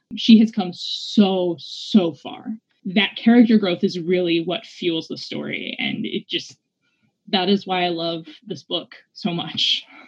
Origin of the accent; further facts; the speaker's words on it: New Mexico, United States; also born or lived in Louisiana; I grew up in New Mexico, but I was born in Louisiana